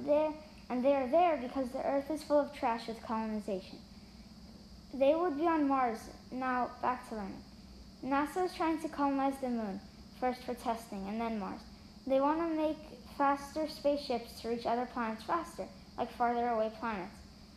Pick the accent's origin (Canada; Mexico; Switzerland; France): Switzerland; also born or lived in United States; I'm 9 years old and in fourth grade. I'm from Switzerland and America.